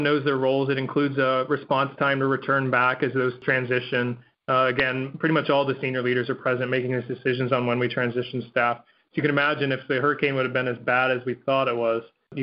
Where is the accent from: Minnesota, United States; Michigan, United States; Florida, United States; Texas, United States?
Florida, United States; And I grew up in Florida.